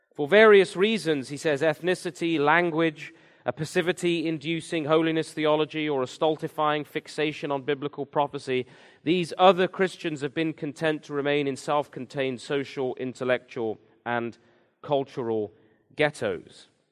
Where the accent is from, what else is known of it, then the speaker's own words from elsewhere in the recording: England, United Kingdom; moved away as an adult; I'm from England originally, came here ten years ago now.